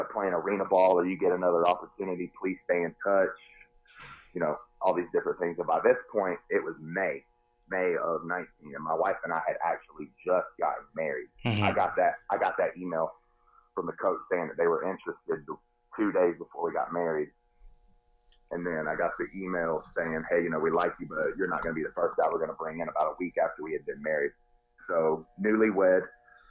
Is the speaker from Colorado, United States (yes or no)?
no; North Carolina, United States; Went to one in my home state of North Carolina